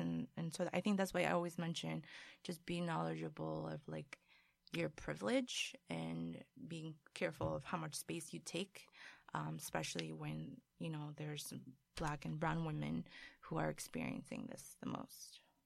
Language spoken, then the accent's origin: English; Colombia; moved away; I was born in Colombia